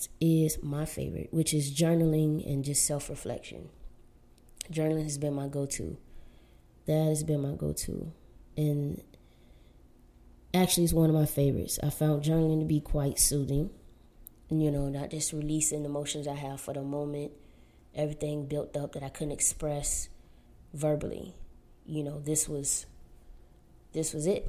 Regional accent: Florida, United States; now in Southern California, United States; growing up in Florida and living in Southern California

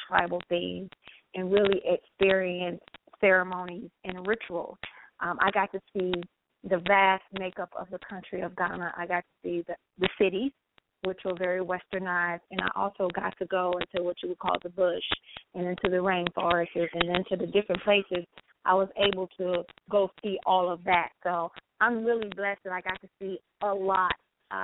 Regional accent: United States; an African woman who's born and raised in America

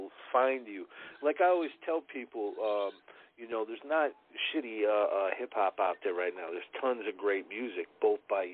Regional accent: Chicago, Illinois, United States; I'm from Chicago

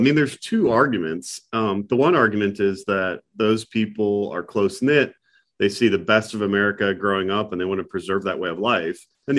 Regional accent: North Dakota, United States; moved away as an adult; I grew up in North Dakota, of all places. That's a small state. It's a large state with a small number of people.

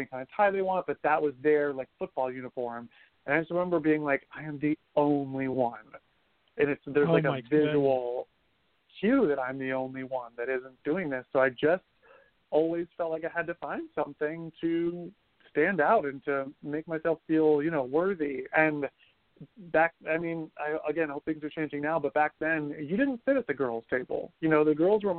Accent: Ohio, United States; moved away as an adult; also born or lived in Miami, Florida; I didn't have much of a tribe growing up in Ohio

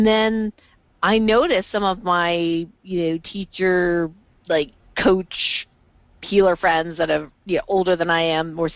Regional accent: Canada; I'm originally from Canada

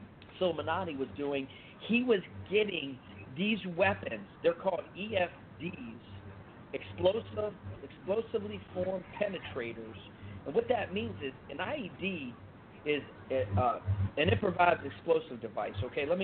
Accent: Pittsburgh, Pennsylvania, United States; also born or lived in Fort Benning, Georgia; I was born at Fort Benning, Georgia. My whole family has served, but I was raised in Pittsburgh, graduated high school in there

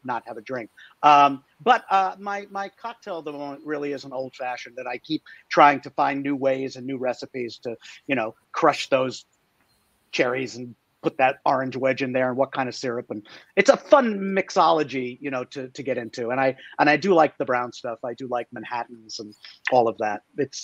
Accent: New York, United States; moved away as an adult; also born or lived in Los Angeles, United States; I grew up in New York, but I moved to L.A. to do one pilot season as an actor. And I stayed 30 years.

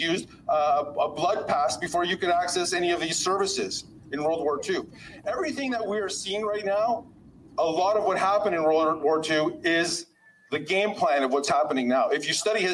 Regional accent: Canada; first generation born here. So I'm Canadian, actually, not Polish

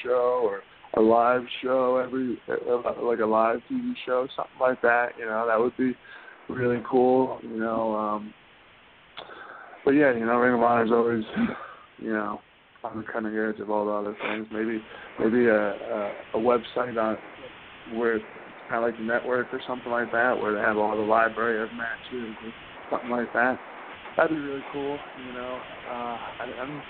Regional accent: Barnegat, New Jersey, United States; born or raised there

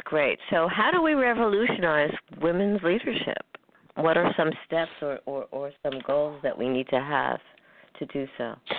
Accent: New York, United States; New York, my hometown

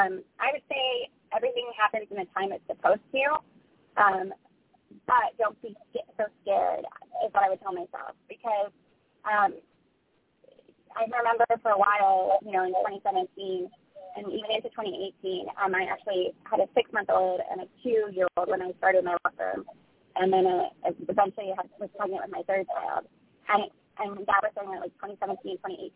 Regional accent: Ireland; born there; I was born in Ireland in the 1980s

